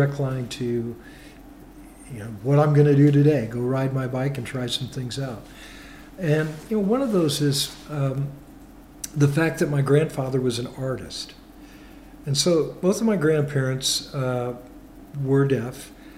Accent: Kansas City, United States; moved away; also born or lived in Iowa; when I was young, growing up in Kansas City, we lived in a very urban area

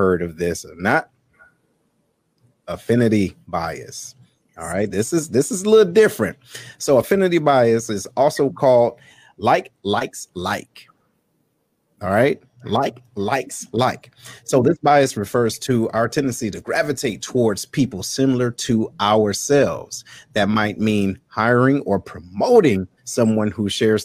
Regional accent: Detroit, Michigan, United States; moved away as an adult; being from where I'm from Detroit, there wasn't a diverse environment

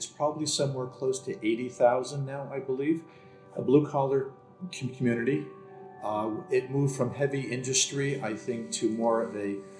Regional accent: Bayonne, New Jersey, United States; I've grown up here, born and bred in Bayonne. My family runs the funeral home, which is right across the street.

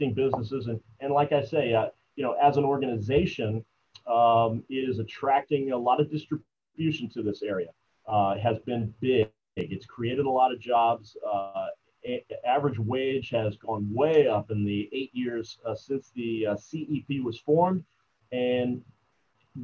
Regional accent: Ocala, Florida, United States; It's my hometown

